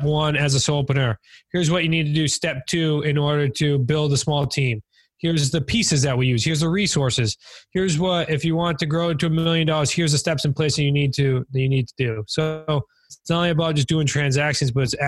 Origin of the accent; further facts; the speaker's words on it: New England, United States; we're from New England